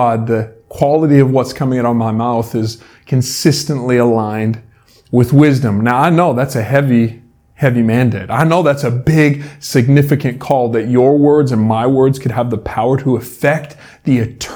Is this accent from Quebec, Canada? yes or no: no; Salmon Arm, British Columbia, Canada; I grew up in Salmon Arm